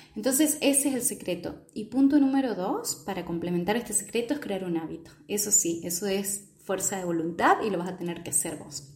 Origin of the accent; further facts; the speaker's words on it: Argentina; soy de Argentina